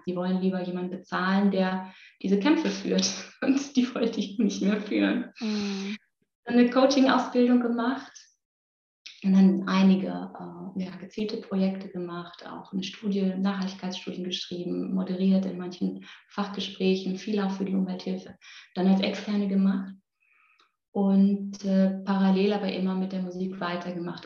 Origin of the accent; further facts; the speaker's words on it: Müllheim, Baden-Württemberg, Germany; moved away; also born or lived in Berlin; Ich komme auch noch aus Müllheim mit Doppel-L